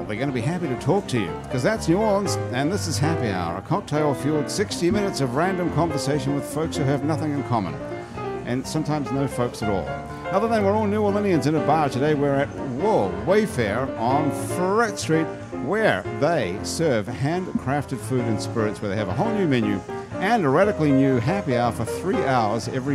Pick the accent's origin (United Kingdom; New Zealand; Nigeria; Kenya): New Zealand; moved away; I'm from New Zealand